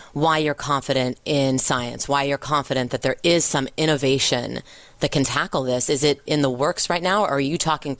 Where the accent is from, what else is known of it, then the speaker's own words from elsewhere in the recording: Southern California, United States; I'm from Southern California